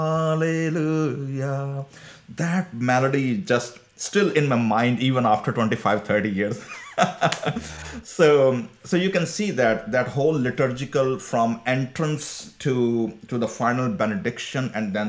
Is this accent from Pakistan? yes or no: yes; Karachi, Sindh, Pakistan; I raised in that generation, like 80s and 90s when I was growing. So Pakistan was under the highly kind of extremist culture